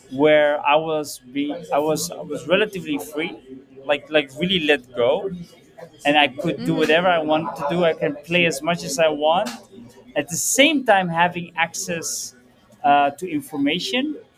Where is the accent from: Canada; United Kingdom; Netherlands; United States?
Netherlands; Purmerend, North Holland; I was born and raised in Holland, but both of my parents are from Morocco